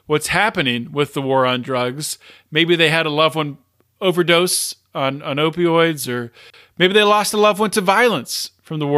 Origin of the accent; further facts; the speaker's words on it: Pennsylvania, United States; Pennsylvania right here, my home state